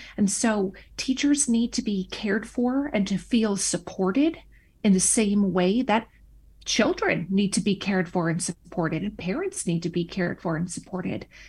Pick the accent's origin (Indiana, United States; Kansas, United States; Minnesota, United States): Minnesota, United States; moved away as an adult; I returned back to my home state of Minnesota